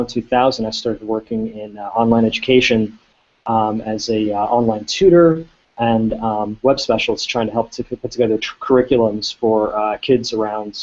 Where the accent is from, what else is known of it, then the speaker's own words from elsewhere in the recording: Baltimore County, Maryland, United States; also born or lived in Columbia, Maryland; I was born in Columbia, Maryland, and grew up in Baltimore County, but really from Hopkins on, I lived right in Baltimore City